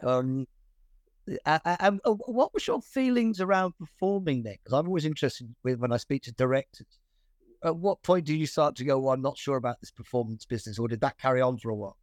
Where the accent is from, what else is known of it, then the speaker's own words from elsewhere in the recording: Birmingham, West Midlands, United Kingdom; I was born in Birmingham